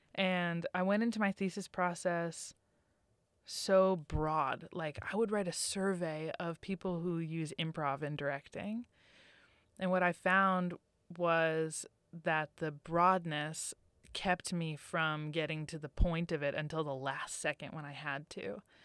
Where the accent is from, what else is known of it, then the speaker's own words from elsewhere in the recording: Massachusetts, United States; I'm from Massachusetts